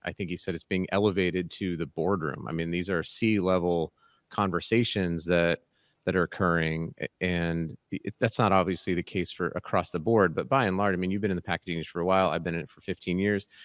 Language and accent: English; United States; raised in America